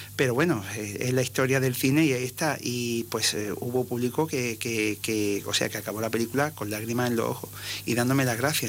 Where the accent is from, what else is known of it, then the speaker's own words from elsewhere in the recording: Ceuta, Spain; Yo soy ceutí de, nacimiento